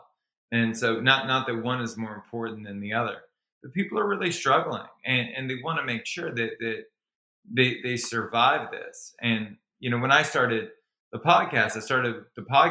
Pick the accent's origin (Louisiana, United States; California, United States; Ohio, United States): Louisiana, United States; Baton Rouge; moved away as an adult; now in Los Angeles, United States; I was born and raised in Baton Rouge, Louisiana, which is a small town in the deep south